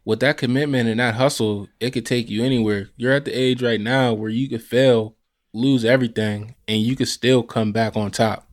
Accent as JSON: {"language": "English", "town": "Pittsburgh", "region": "Pennsylvania", "country": "United States", "said": "I'm also from the same area"}